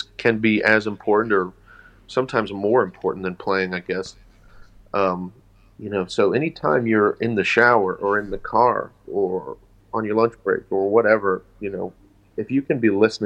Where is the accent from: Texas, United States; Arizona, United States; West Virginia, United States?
West Virginia, United States; I'm from West Virginia. I'm from Appalachia.